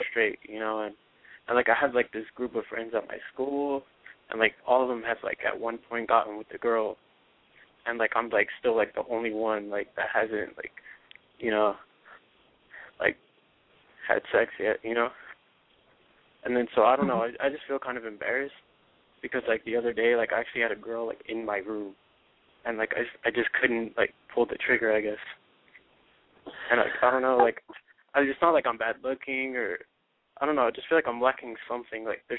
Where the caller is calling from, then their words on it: Moreno Valley, California, United States; All right … I'm 17, and I'm calling from Moreno Valley.